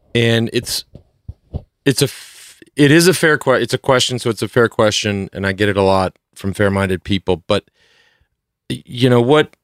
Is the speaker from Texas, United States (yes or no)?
yes; Plano, Texas, United States; I came from Plano, Texas